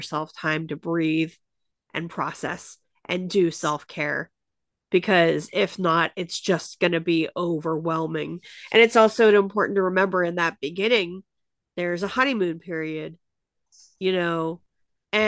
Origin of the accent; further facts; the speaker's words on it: Pittsburgh, Pennsylvania, United States; I was born in Pittsburgh.